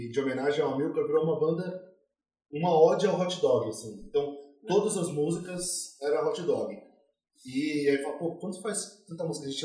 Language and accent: Portuguese; São Paulo, Brazil; Eu nasci aqui em São Paulo mesmo, é, no bairro de Moema.